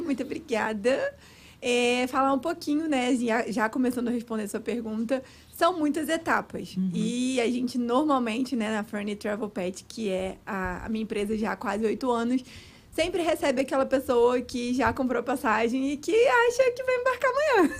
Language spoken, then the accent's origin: Portuguese; Cabo Frio, Rio de Janeiro, Brazil; moved away as an adult; now in United States; eu sou do Rio de Janeiro, mas nasci no Rio, mas fui bem pequenininha para Cabo Frio